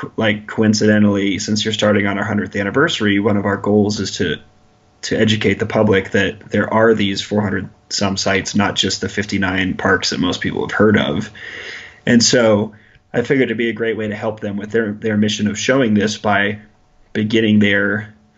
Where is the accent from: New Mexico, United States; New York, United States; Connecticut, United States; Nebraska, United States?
Nebraska, United States; Lincoln; I grew up in Lincoln, Nebraska